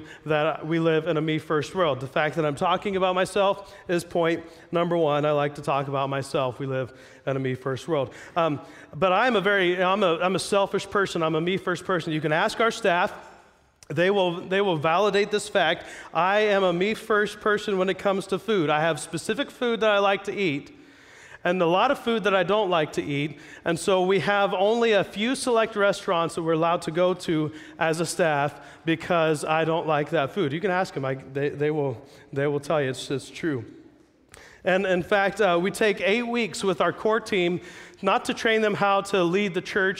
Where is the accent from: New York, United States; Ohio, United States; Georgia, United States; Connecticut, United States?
Ohio, United States; Jackson; moved away as an adult; now in Pacific Northwest, United States; I'm not from here. I grew up in Ohio.